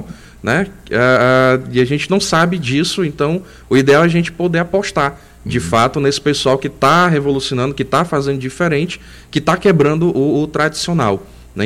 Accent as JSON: {"language": "Portuguese", "region": "Northeast Region", "country": "Brazil", "said": "como eu sou nordestino, estou aqui"}